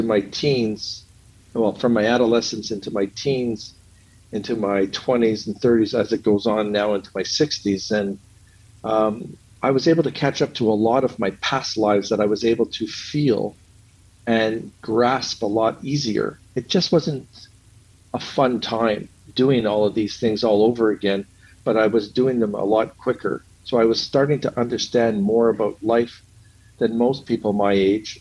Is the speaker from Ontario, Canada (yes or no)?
no; Montreal, Quebec, Canada; I grew up in Montreal, Quebec, Canada